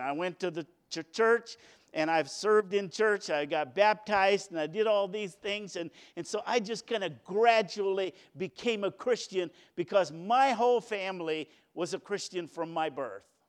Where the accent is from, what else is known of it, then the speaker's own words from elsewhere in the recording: New London, United States; I was born at the New London Hospital